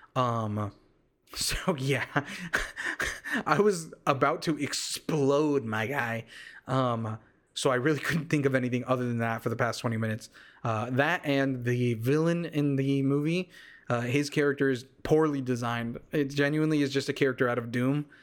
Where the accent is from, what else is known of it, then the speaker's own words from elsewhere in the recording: United States; I literally am full-blood Mexican, but I was raised here in the States